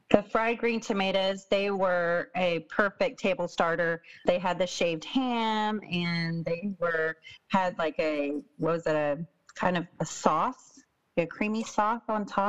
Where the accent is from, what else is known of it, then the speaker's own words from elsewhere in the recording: Texas, United States; I'm from Texas as well